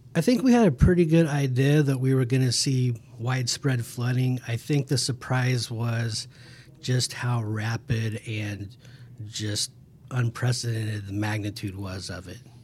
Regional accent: Emporia, Kansas, United States; I'm from Emporia, Kansas

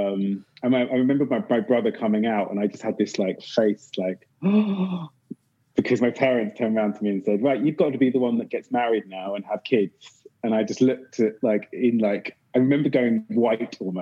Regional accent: Windsor, South East England, United Kingdom; accent: British; now in London, United Kingdom; I grew up in Windsor

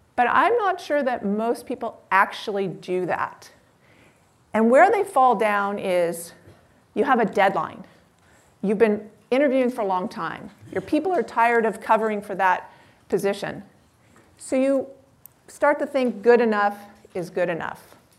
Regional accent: Palo Alto, California, United States; I grew up in Palo Alto

